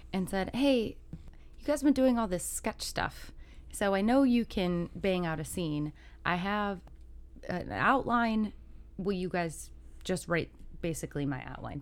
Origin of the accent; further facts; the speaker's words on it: Chicago, Illinois, United States; I'm from Chicago